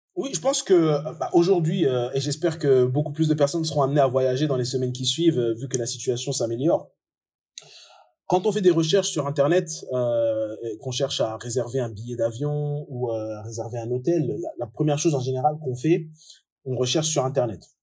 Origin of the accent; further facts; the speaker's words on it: France; moved away as an adult; also born or lived in Comoros; now in Dubai, United Arab Emirates; Je suis français d'origine comorienne. Je suis expatrié depuis maintenant 8 ans à Dubaï